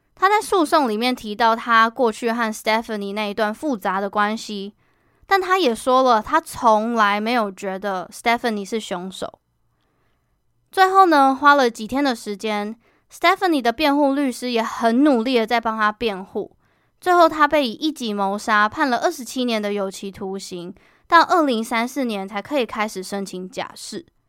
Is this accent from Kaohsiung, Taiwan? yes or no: yes; Kaohsiung, Taiwan; moved away as an adult; now in Taipei, Taiwan; 我决定从我的家乡高雄换工作到台北